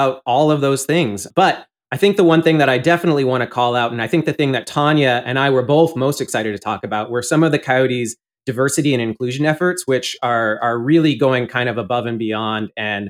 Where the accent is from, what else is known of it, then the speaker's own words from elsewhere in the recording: Canada; moved away as an adult; now in Arizona, United States; I grew up in Canada.